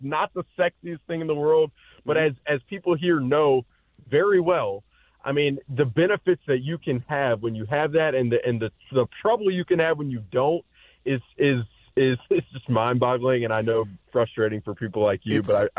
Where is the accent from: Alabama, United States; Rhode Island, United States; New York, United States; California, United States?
Alabama, United States; moved away; I'm from Alabama